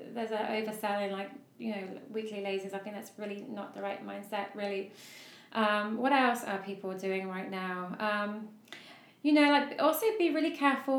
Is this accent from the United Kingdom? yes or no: yes; United Kingdom; I'm a Brit